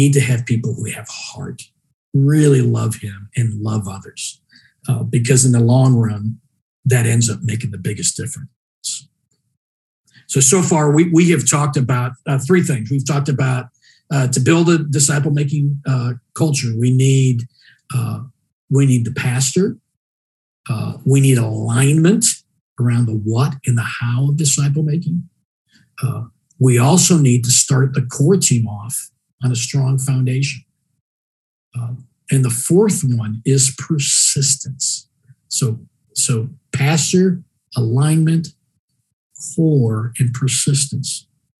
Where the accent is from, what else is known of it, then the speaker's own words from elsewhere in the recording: Mexico; You know, I told you earlier about my family growing up in Mexico